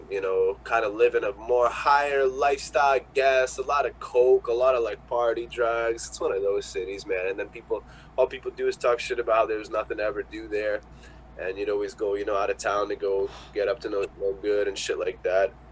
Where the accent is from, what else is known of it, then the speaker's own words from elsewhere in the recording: Russia; oh hey, like I'm from Russia and this is what I do.